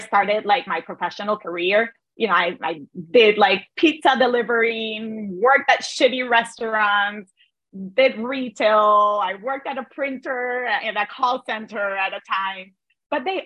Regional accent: Cartagena, Bolívar, Colombia; moved away as an adult; now in United States; I'm originally from Cartagena, Colombia. And I immigrated

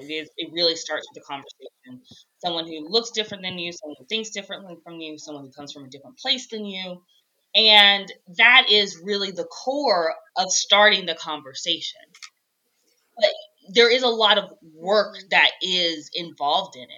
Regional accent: Alabama, United States; I'm from Alabama, born and raised.

